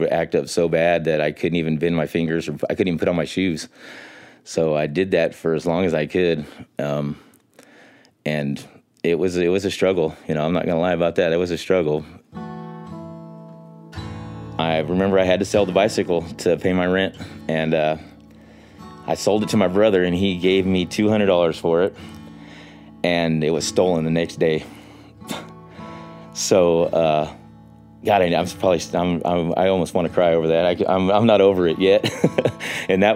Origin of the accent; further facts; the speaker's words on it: Miami, Oklahoma, United States; I'm from Miami, Oklahoma, and I'm a disabled veteran and cancer survivor.